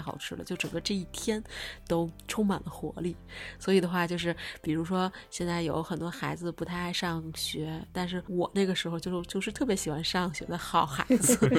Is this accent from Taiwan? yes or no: no; Beijing, China; 作为一个北京土著